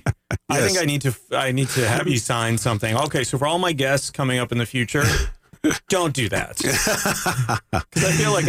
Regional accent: Canada; now in Winter Park, United States; I'm Canadian.

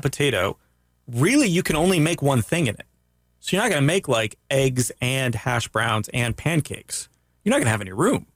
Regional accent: Daytona Beach, Florida, United States; also born or lived in Canada; growing up in Daytona Beach

